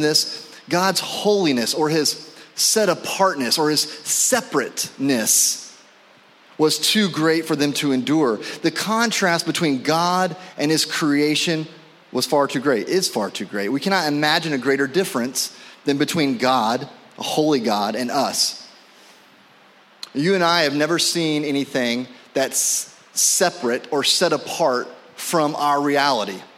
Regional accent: Indianapolis, Indiana, United States; moved away; when I was living in Indianapolis, where I'm from, I was born in Indianapolis

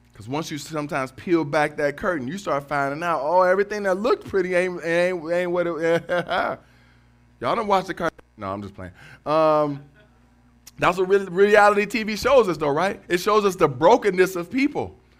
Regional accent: Cleveland, Ohio, United States; born or raised there; moved away as an adult; now in Detroit, United States

